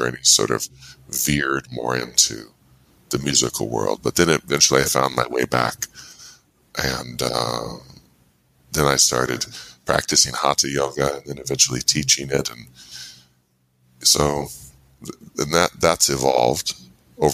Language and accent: English; inland of Santa Cruz, Central California, United States; Central California, inland of Santa Cruz, about an hour